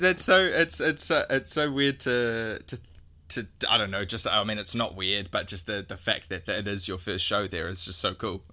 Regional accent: New Zealand; we're a Kiwi

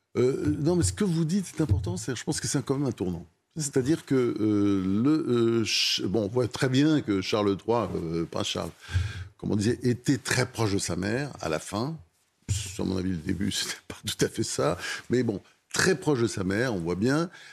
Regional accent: Normandy, France; j'ai, vécu mon enfance en Normandie.

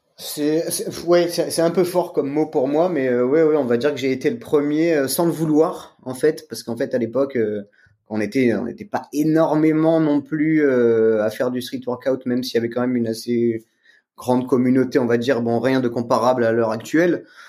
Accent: Aix-en-Provence, Provence-Alpes-Côte d'Azur, France; je viens d'Aix-en-Provence

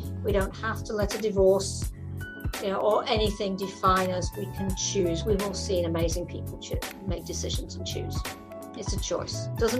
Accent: England, United Kingdom; moved away as an adult; I was in England until I was 21.

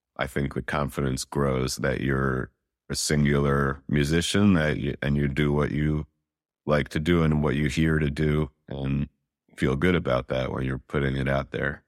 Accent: New York City, New York, United States; now in Brooklyn, United States; I grew up in Manhattan, Upper West Side specifically, in the eighties

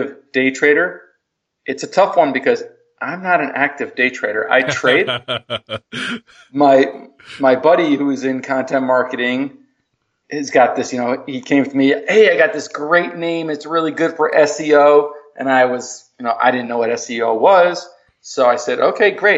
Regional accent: New Jersey, United States; moved away as an adult; now in Chicago, United States; I grew up on the East Coast, grew up in New Jersey, moved out to Chicago

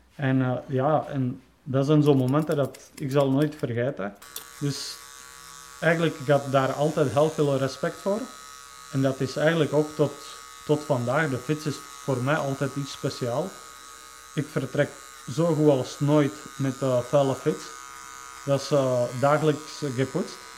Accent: Czechia; moved away; ik kom dan van Tsjechië

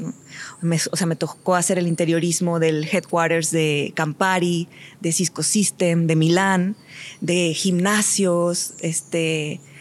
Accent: Mexico; moved away as an adult; hoy soy mexicana

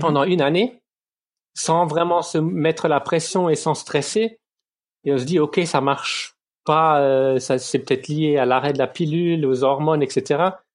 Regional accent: Lorraine, Moselle, Grand Est, France; moved away as an adult; now in Ludwigshafen, Germany; je viens de Lorraine, de, de Moselle

